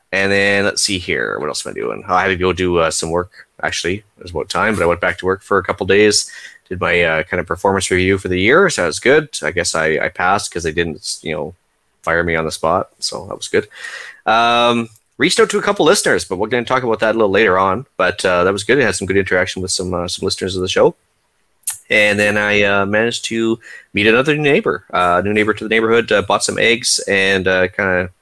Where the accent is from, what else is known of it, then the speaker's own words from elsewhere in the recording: Canada; as a Canadian